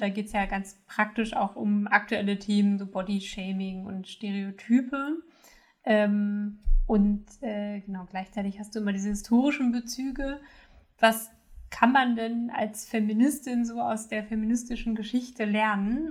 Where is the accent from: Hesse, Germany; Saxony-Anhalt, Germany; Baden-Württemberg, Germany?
Saxony-Anhalt, Germany; moved away; ich komme ursprünglich aus Sachsen-Anhalt